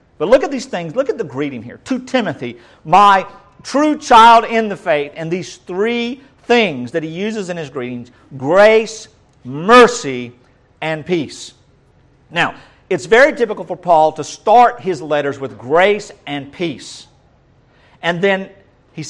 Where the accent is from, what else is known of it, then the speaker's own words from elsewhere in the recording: North Georgia, United States; Most of us country folks say charis. Or charis, if we're from the North Georgia